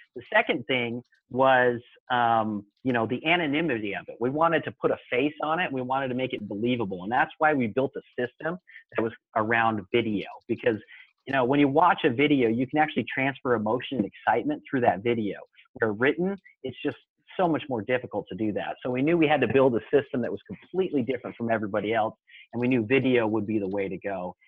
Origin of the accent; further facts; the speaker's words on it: Mesa, Arizona, United States; I uh, grew up in uh, Mesa, Arizona